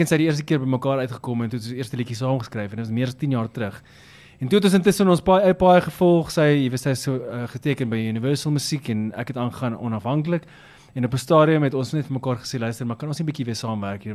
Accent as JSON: {"language": "Afrikaans", "town": "Richards Bay", "region": "KwaZulu-Natal", "country": "South Africa", "tie": "born or raised there", "also_born_or_lived": "Newcastle, KwaZulu-Natal", "said": "ek is oorspronklik 'n uh, volbloed Nataller, ek is gebore daar in Noord-Natal, uh, Newcastle en ek het skool klaar gemaak in 'n klein dorpie met naam Richards Bay"}